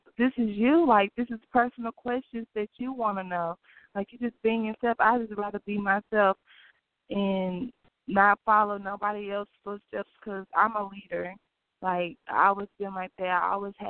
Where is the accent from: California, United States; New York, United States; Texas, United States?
Texas, United States; Beaumont; I'm from Beaumont, Texas. Like, it's like a small city. Like, everybody knows everybody